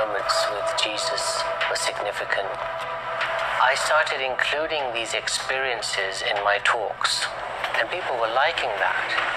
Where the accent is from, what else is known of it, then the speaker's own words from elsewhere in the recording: London, United Kingdom; also born or lived in India; growing up in London, my parents were Hindus.